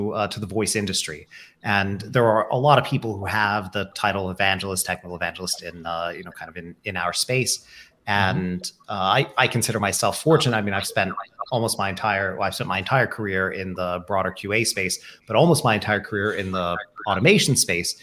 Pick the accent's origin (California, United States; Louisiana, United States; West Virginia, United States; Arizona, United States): West Virginia, United States; It's the West Virginian in me.